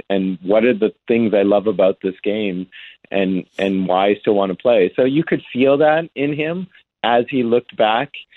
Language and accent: English; Boston, Massachusetts, United States; I grew up in Boston